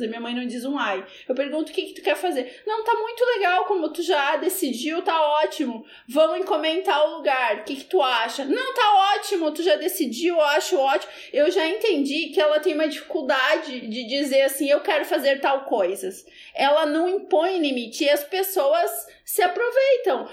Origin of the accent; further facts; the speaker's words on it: Cachoeira do Sul, Rio Grande do Sul, Brazil; moved away; Cachoeira do Sul, que é a minha cidade natal